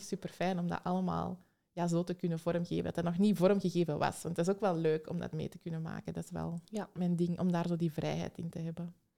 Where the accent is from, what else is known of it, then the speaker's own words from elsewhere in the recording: Antwerp, Flanders, Belgium; Ik kom uit Antwerpen